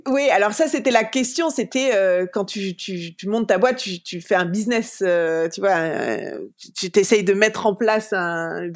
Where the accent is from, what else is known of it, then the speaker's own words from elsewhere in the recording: Paris, Île-de-France, France; moved away as an adult; now in United States; je suis née, j'ai grandi à Paris